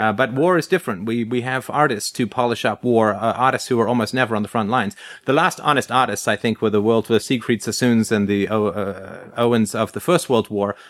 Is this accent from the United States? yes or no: no; England, United Kingdom; growing up in England, uh, in the, uh, sixties and seventies